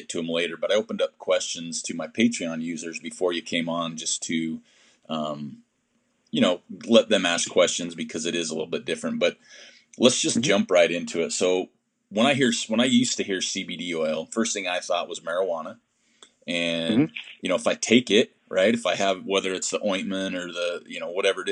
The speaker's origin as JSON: {"language": "English", "region": "Utah", "country": "United States", "said": "I'm from Utah."}